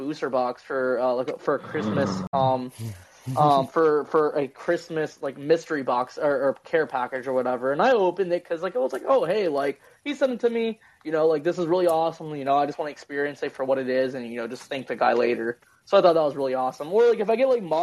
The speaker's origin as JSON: {"language": "English", "region": "Virginia", "country": "United States", "said": "I'm from Virginia"}